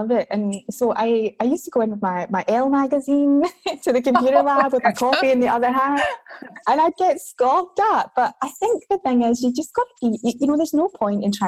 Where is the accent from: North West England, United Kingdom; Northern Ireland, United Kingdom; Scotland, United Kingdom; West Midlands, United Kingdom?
Scotland, United Kingdom; moved away as an adult; now in Australia; I'm from Scotland originally